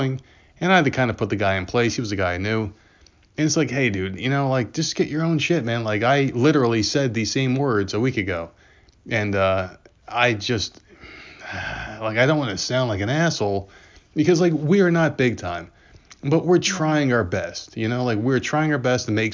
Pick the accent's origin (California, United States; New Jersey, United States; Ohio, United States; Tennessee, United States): New Jersey, United States; I grew up in New Jersey